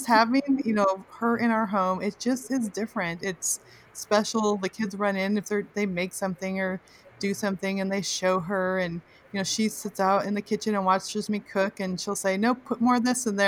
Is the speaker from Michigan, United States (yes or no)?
no; California, United States; I grew up in California, but we lived close to my grandma